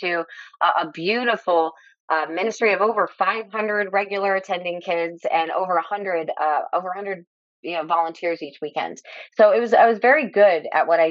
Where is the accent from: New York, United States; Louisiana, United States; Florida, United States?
Florida, United States; Lee County, Southwest; I'm actually an eighth generation Floridian. I was born and raised right here in Lee County, and which is in the Southwest Florida area.